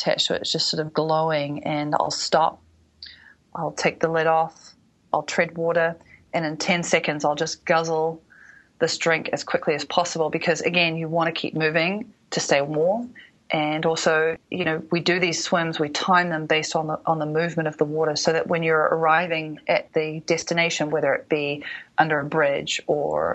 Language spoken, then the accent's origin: English; New Zealand; all the years that I was a ballerina growing up in New Zealand